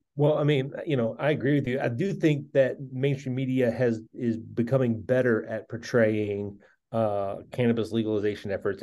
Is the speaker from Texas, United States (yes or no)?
no; central Kentucky, United States; moved away as an adult; my hometown in central Kentucky